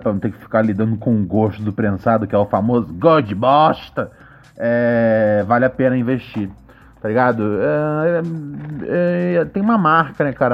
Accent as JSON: {"language": "Portuguese", "region": "Rio de Janeiro", "country": "Brazil", "tie": "born or raised there", "said": "Bom Sucesso, minha terra"}